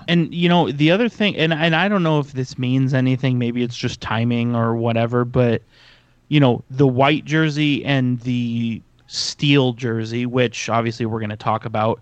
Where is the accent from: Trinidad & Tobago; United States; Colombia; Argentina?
United States; San Jose, California; being from San Jose